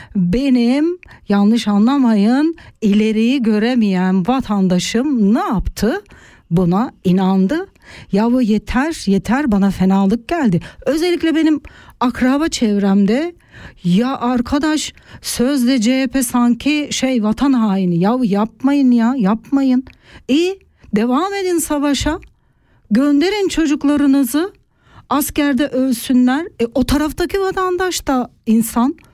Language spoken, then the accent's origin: Turkish; Turkey; moved away as an adult; now in Switzerland; Ben 30 yaşına kadar Türkiye'de büyüdüm, Türkiye'de yaşadım